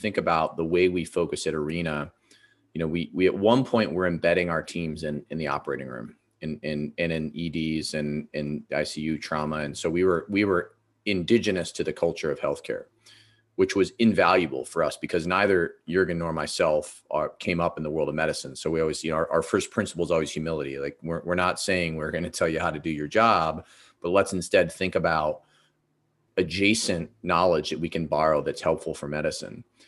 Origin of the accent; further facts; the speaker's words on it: Ohio, United States; I grew up in Ohio